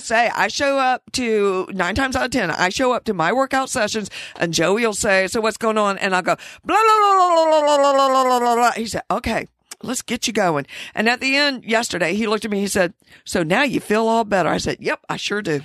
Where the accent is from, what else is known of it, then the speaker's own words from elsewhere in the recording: the South, United States; Growing up in the South